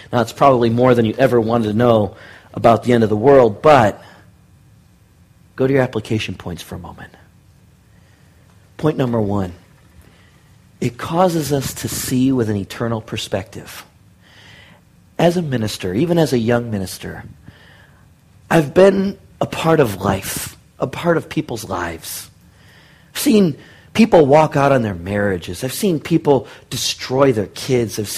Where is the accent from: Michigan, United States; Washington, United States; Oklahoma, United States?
Michigan, United States; Detroit; born there; also born or lived in Cincinnati / Middle East / Seattle / Thailand; now in Bakersfield, United States; I was born in Detroit, and we moved to Cincinnati. Then I moved back to Detroit. Then we moved to the Middle East. Then I moved to Seattle. Then I moved to Thailand. Then I moved back to Seattle. Then I moved to Tacoma. And now I live in Bakersfield.